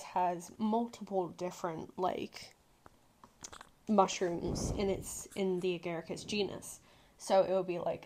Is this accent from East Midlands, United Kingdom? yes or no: no; Woodbridge, East of England, United Kingdom; born or raised there; also born or lived in Liverpool; now in Beaverton, United States